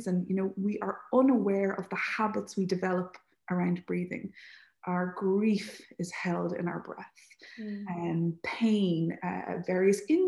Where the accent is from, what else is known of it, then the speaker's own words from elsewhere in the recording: Leixlip, Leinster, Ireland; I'm from Leixlip, so I didn't grow up right beside the sea